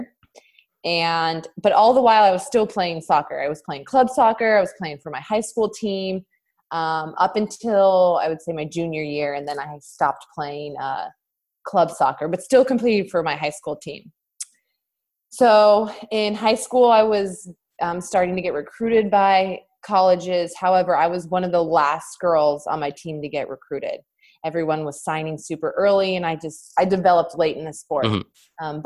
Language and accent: English; Southern California, United States; I grew up in Southern California